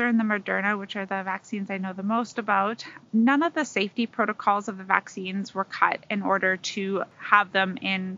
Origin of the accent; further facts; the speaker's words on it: Tl'azt'en, British Columbia, Canada; now in Prince George, Canada; I'm Decath from Clasden, a member of the Siliu, the Frog Clan